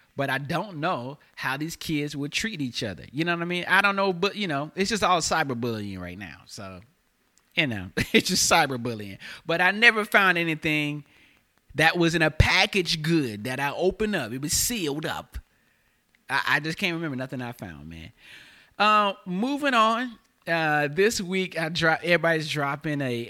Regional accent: High Point, North Carolina, United States; also born or lived in Raleigh, North Carolina; now in Los Angeles, United States; I'm from the South, from North Carolina, all right? I'm from High Point, North Carolina

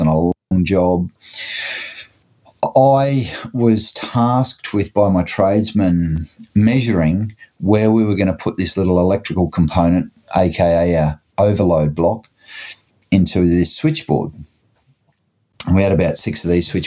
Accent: Gladstone, Queensland, Australia; Gladstone, Queensland, which is my hometown

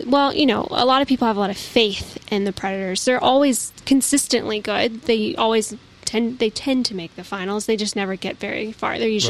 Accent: Nashville, Tennessee, United States; moved away; growing up in Nashville.

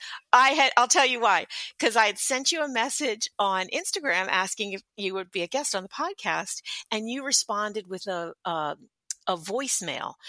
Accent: Philadelphia, Pennsylvania, United States; now in Southern Indiana, United States; I grew up in Philadelphia

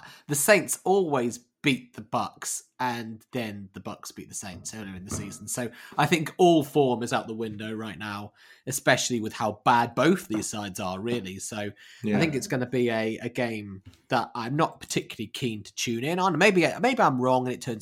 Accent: England, United Kingdom; as two English guys

